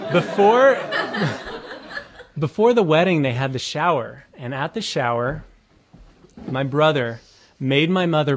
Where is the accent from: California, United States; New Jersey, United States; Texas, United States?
California, United States; Mission Viejo; we grew up in Southern Orange County in Mission Viejo